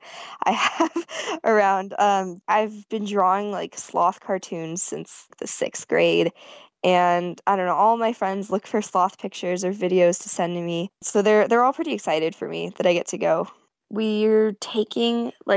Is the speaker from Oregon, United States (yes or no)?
no; San Jose, California, United States; I'm from San Jose, California